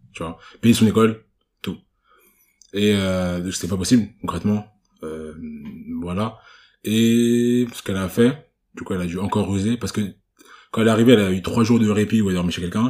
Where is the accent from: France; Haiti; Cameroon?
Cameroon; je suis camerounais